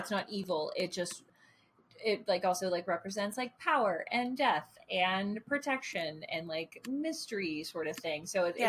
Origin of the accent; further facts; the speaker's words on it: United States; I'm an American.